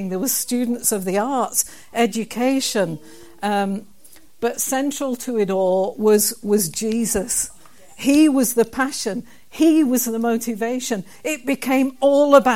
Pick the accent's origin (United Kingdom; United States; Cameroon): United Kingdom; Kilbirnie, Scotland; the town that I come from, a wee town called Kilburnie